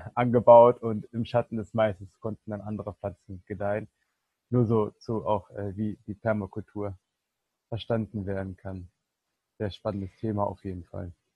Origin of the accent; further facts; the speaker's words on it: Berlin, Germany; ich komme ja hier aus Berlin